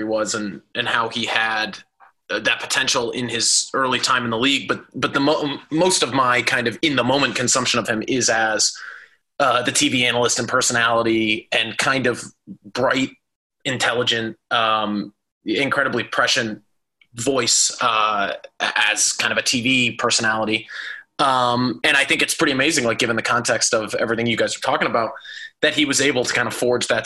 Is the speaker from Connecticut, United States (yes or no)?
yes; Connecticut, United States; now in Chicago, United States; growing up in Connecticut